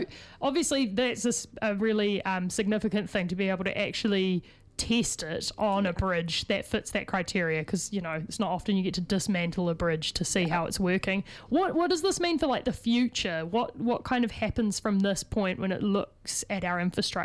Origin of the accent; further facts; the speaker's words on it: Christchurch, Canterbury, New Zealand; now in Auckland, New Zealand; I'm from Christchurch